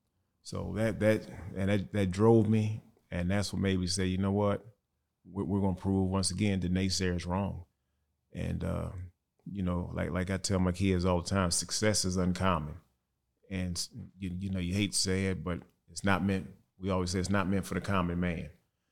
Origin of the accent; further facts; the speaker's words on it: East St. Louis, Illinois, United States; You know, I'm from East St. Louis, and this here is what I'm going to do for the rest of my life.